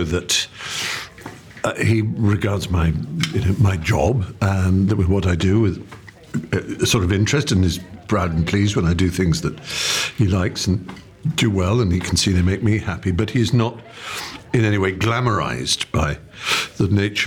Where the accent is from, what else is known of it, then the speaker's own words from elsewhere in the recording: England, United Kingdom; as an English